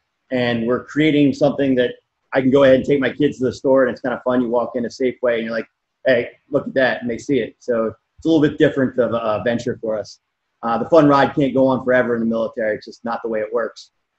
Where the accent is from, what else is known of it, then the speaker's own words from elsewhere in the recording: Baltimore, Maryland, United States; now in Hawaii, United States; I'm from Baltimore.